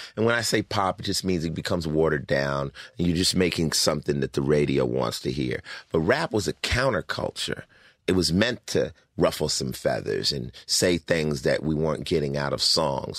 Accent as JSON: {"language": "English", "town": "Los Angeles", "region": "California", "country": "United States", "tie": "born or raised there", "also_born_or_lived": "Newark, New Jersey / Summit, New Jersey", "said": "I came out to Los Angeles to live with my father's sister, my aunt, and, uh, I started off going to junior high out here in Culver City at Palms"}